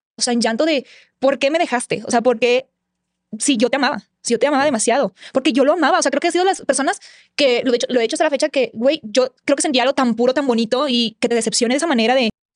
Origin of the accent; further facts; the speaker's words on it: Hidalgo, Tamaulipas, Mexico; moved away; also born or lived in Mexico City; vengo de Hidalgo, Tamaulipas, que es un pueblito bien chiquito